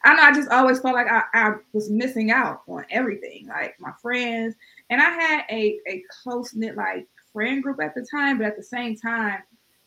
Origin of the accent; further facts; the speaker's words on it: East Cleveland, Ohio, United States; Although I'm from Cleveland, I grew up in East Cleveland, which is one of the rougher neighborhoods in Cleveland